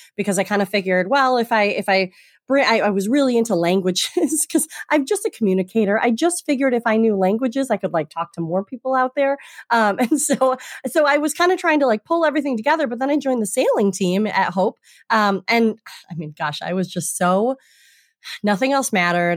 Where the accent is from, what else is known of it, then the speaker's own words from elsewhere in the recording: Traverse City, Michigan, United States; moved away as an adult; also born or lived in Holland, Michigan; now in Boston, United States; I'm from Michigan originally and grew up on the lakes